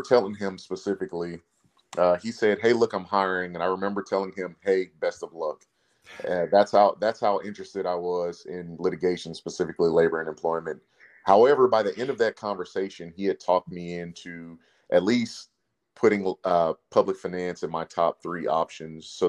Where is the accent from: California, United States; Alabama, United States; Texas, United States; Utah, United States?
Texas, United States; Plano; also born or lived in Abbeville, Louisiana; now in Houston, United States; At a young age, my parents moved me and my siblings to Plano, Texas. It's a suburb of the Dallas-Fort Worth area. I graduated high school from Plano East Senior High School